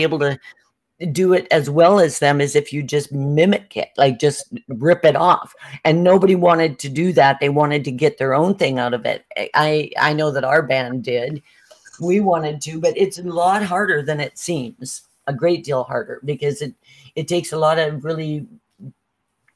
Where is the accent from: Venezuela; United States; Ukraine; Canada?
Canada; Saskatchewan; I'm from Saskatchewan